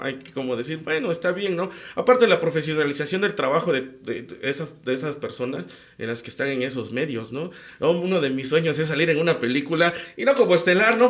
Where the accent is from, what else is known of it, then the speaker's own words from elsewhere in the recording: Tlacolula de Matamoros, Oaxaca, Mexico; los de mi pueblo